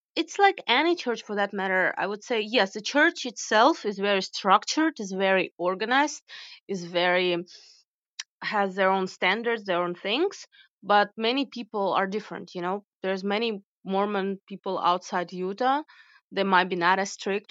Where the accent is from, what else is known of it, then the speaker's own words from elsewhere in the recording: Ukraine; moved away as an adult; also born or lived in United States / Kyiv, Ukraine; I was born and raised in Ukraine, so that celebration is part of my culture